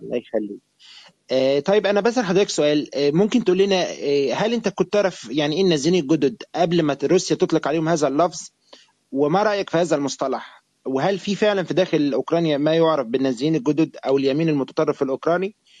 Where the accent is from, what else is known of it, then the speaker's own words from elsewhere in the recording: Egypt; انا كمواطن مصري عربي